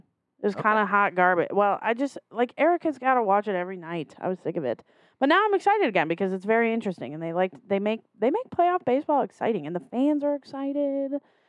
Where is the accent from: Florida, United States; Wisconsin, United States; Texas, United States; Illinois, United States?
Wisconsin, United States; Sheboygan; I'm from Sheboygan, so the listening area spreads.